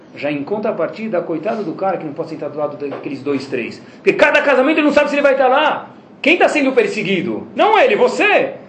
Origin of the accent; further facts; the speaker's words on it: Brazil; eu sou do Brasil